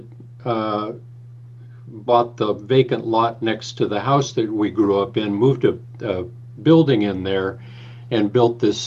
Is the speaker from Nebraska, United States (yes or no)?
no; Fresno, California, United States; moved away as an adult; now in San Francisco, United States; I grew up in the Central Valley of California, in Fresno, California